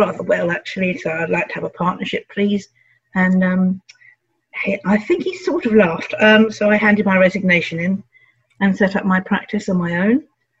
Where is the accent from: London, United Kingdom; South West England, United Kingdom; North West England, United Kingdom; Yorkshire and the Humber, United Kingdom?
London, United Kingdom; I grew up in North London and went to local grammar school.